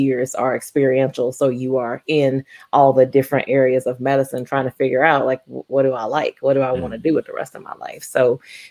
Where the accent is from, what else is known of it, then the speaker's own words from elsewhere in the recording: Baton Rouge, Louisiana, United States; moved away as an adult; now in Oklahoma, United States; I am born and raised in Baton Rouge, Louisiana.